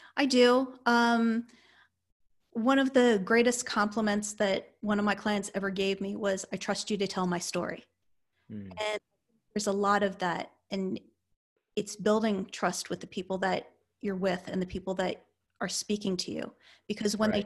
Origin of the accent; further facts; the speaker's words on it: Northeast, United States; moved away; I come from the Northeast